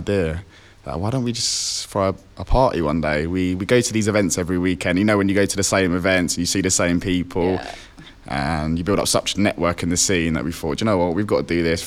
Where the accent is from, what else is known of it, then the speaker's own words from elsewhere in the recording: London, United Kingdom; I'm from London.